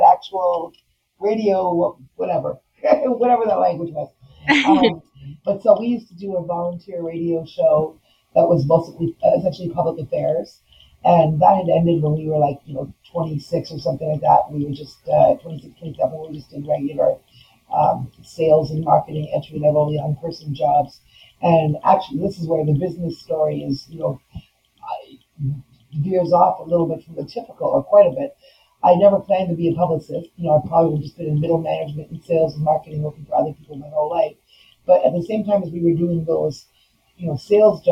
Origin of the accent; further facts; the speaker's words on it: near Toronto, Ontario, Canada; I was home in my hometown near Toronto, Toronto, Canada